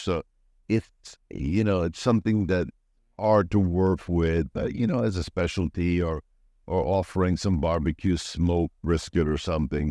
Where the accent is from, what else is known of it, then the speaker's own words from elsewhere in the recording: Florida, United States; moved away as an adult; also born or lived in New York City, United States / Switzerland / Lyon, France / Italy; now in Pattaya, Thailand; I'm originally born in New York, Lower East Side, Manhattan. and at eight years old, then I went to, uh, Florida.